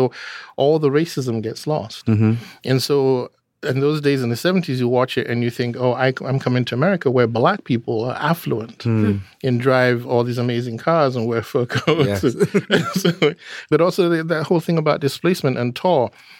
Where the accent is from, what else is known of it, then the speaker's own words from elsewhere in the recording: Nigeria; And so, like, growing up in Nigeria, with being biracial, my mother was a white Englishwoman.